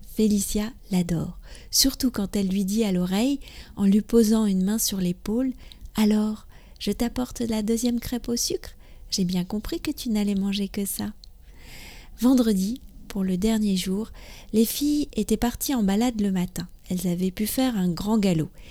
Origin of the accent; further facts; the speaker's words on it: France; je suis française, j'habite près de Paris